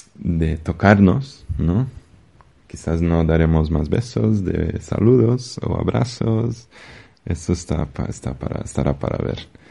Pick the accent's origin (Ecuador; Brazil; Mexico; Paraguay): Brazil; Spanish is a second language; now in Madrid, Spain; pienso en mi país de origen, en Brasil